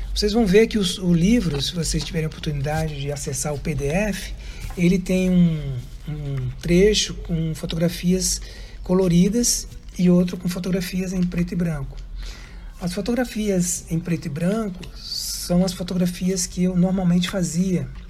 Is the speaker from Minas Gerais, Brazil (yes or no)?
no; Brasília, Federal District, Brazil; moved away as an adult; now in Florianópolis, Brazil; eu sou natural de Brasília, nasci em Brasília em 1965